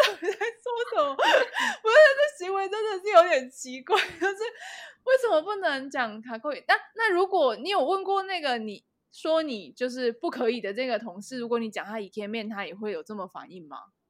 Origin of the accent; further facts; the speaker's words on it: Taiwan; 一听到我是台湾人啊，会疯狂地跟我说谢谢